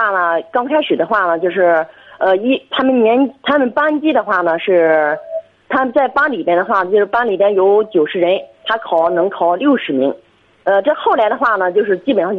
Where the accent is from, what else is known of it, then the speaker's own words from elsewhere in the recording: Hebei, China; 呃，我是河北的。